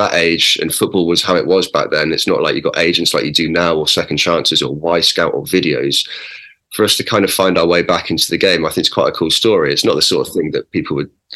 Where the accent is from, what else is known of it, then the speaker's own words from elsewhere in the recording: Oxford, South East England, United Kingdom; I grew up in Oxford and playing for Oxford